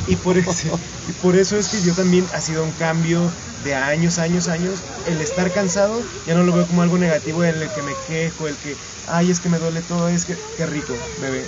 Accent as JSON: {"language": "Spanish", "country": "Mexico", "said": "Y hay algo que siempre me regresa a la comunidad dancística en México"}